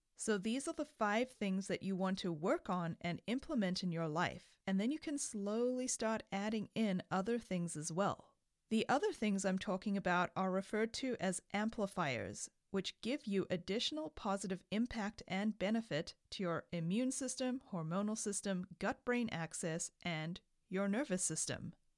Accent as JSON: {"language": "English", "country": "South Africa", "tie": "born or raised there", "moved": "yes", "said": "I grew up in South Africa"}